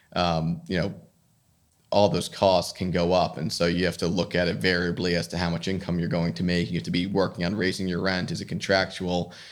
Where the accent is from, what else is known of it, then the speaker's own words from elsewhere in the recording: New Jersey, United States; also born or lived in Bronx, New York; I grew up in New Jersey, went to school in the Bronx in New York at Fordham